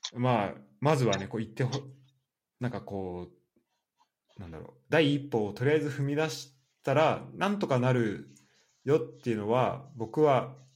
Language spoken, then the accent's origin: Japanese; Japan; moved away as an adult; also born or lived in France; 日本で生まれ育って海外にあの行った